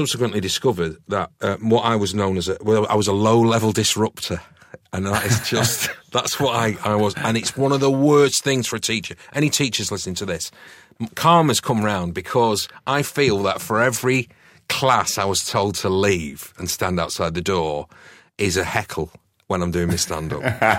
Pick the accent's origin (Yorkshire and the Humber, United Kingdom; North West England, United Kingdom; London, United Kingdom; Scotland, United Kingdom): North West England, United Kingdom; New Longton; also born or lived in Didsbury; So I was adopted in Didsbury. My mum and dad adopted me, and then I was taken from Didsbury to a little village called New Longton, which is just outside Preston, and it's very agricultural around there.